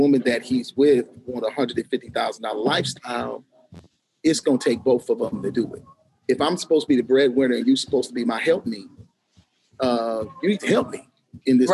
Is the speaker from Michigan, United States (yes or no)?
yes; Grand Rapids, Michigan, United States; the Grand Rapids Symphony Orchestra actually gives an award away every February to a community leader in my hometown